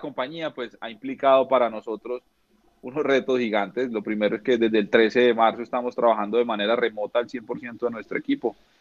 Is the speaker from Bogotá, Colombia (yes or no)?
no; Neiva, Huila, Colombia; Yo soy de Neiva Huila